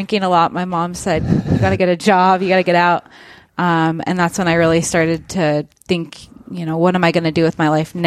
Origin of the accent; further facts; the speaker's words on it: Kirkland, Washington, United States; I grew up in Kirkland, so I am local.